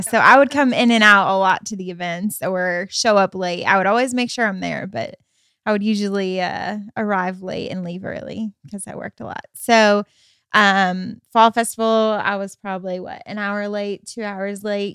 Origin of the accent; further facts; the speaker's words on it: Michigan, United States; moved away as an adult; I come from Michigan, and so, um, I lived in Michigan, um, pretty much from fourth grade all the way up until I graduated high school